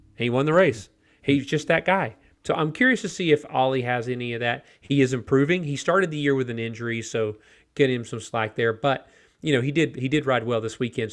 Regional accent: United States; for me as an American

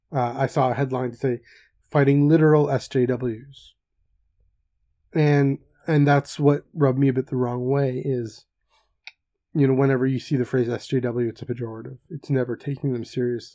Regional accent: Canada; I'm Canadian

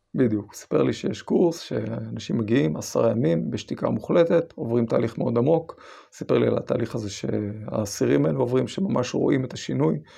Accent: Israel; אני גדלתי בקיבוץ של שומר צעיר עד אה, אחרי הצבא.

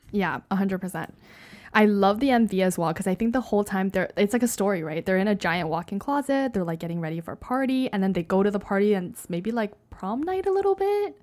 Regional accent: Canada; I am Canadian

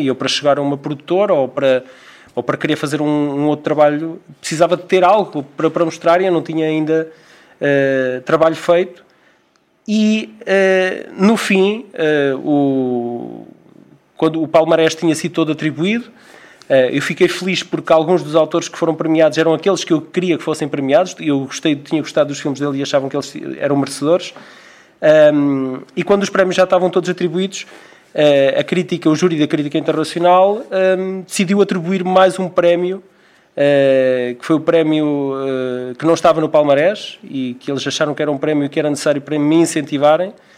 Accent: Figueira da Foz, Centro, Portugal; a aldeia de onde, eu, de onde eu sou natural, que é as Marianas

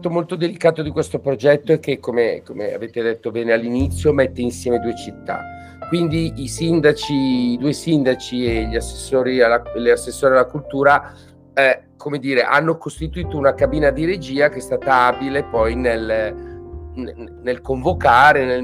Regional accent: Bergamo, Lombardy, Italy; now in Milan, Italy; ma ormai sono più bergamaschi di me che vivo a Milano

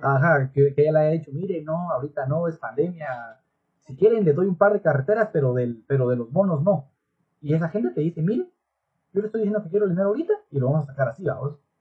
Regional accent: Guatemala; como buenos chapines

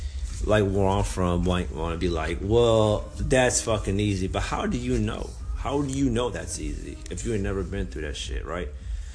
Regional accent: California, United States; Yeah, I'm from California.

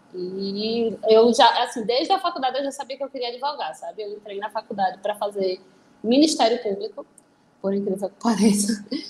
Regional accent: Recife, Pernambuco, Brazil; Eu sou de Recife, então eu fiz a, a faculdade aqui na, na Católica.

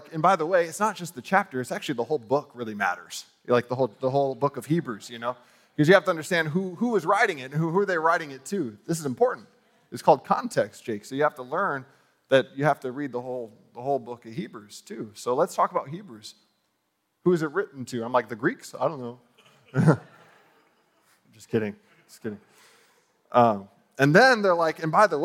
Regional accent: United States; I'm from America

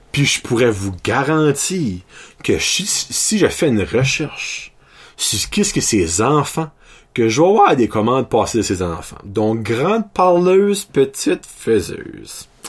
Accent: New Brunswick, Canada; ben moi, je suis originaire de la péninsule, je suis originaire de l'Acadie.

